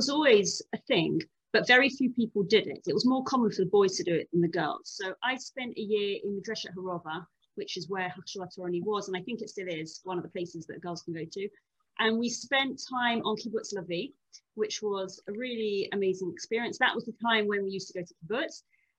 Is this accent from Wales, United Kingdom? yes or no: no; Chigwell, East of England, United Kingdom; moved away as an adult; also born or lived in Portsmouth / London; now in Nof Ayalon, Israel; I grew up in Chigwell. And when I was 9, my family moved to Portsmouth on the south coast. And moved back to London when I was a teenager.